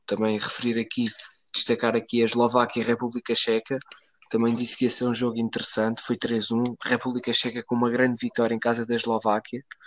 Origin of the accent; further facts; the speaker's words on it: Portugal; nós como portugueses